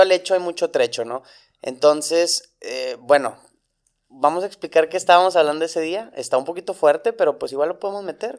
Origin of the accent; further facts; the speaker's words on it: Monterrey, Nuevo León, Mexico; tengo 29 años, ambos somos de Monterrey